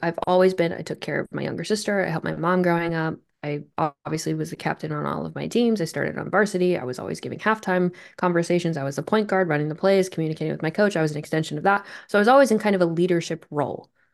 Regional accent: Vermont, United States; I'm from Vermont. And I just, you know, I didn't grow up in a very super competitive, highly athletic place

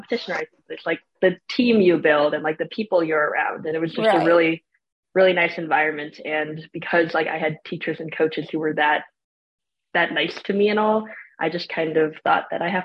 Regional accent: Chicago suburbs, Illinois, United States; moved away as an adult; now in Toronto, Canada; I came from the States and I came up to Toronto for university. So I was living in the Chicago suburbs area, and I've been teaching swim lessons down there since I was about 14 or 15

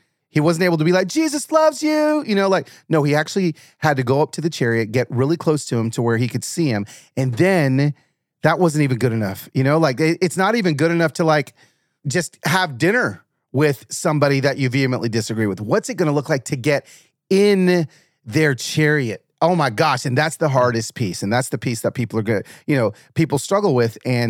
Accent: Atlanta, Georgia, United States; also born or lived in Los Angeles; But when I was growing up in Atlanta, cause I was born in LA, moved to Atlanta.

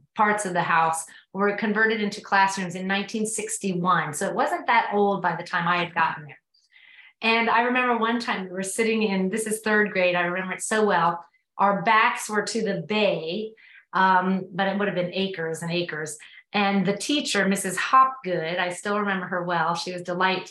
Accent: Miami, Florida, United States; moved away as an adult; now in Asheville, United States; I was raised in South Florida in a place called Coconut Grove. It's in Miami

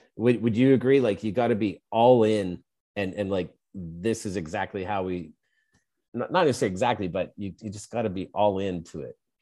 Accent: Edmonton, Alberta, Canada; I'm from Edmonton

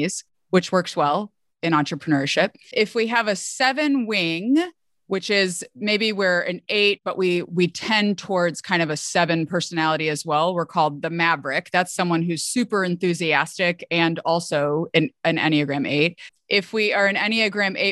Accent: Midwest, United States; I'm a Midwesterner, you know, from the US

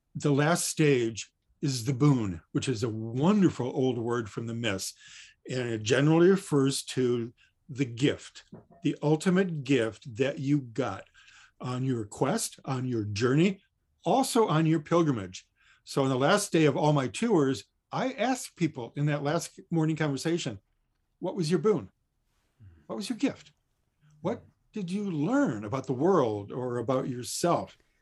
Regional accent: Detroit, Michigan, United States; growing up in Detroit

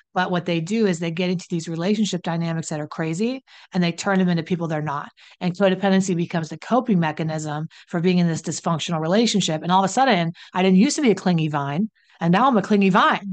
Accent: West Virginia, United States; I'm from West Virginia

